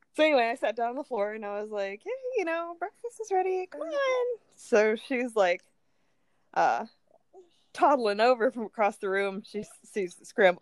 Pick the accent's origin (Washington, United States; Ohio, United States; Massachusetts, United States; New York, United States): Ohio, United States; moved away; I'm from Ohio